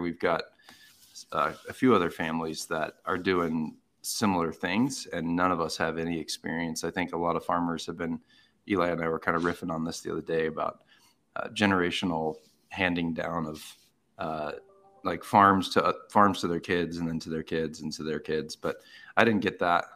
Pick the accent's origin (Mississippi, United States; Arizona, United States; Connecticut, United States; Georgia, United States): Arizona, United States; I grew up in Arizona